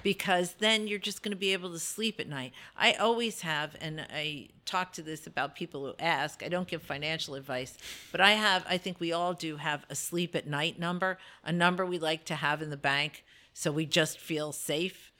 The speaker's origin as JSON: {"language": "English", "region": "New Jersey", "country": "United States", "tie": "born or raised there", "also_born_or_lived": "Brooklyn, New York", "moved": "as an adult", "lives_now": "Delaware, United States", "said": "So I was born in Brooklyn, I was raised in North Jersey"}